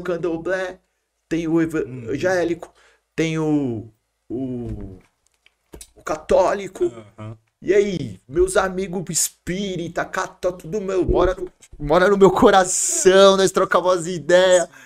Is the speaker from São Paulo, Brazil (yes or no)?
yes; Santo André, São Paulo, Brazil; eu nasci na Palmares aqui, em Santo André uhum. ali, São Caetano, nasci, mas ali na Palmares.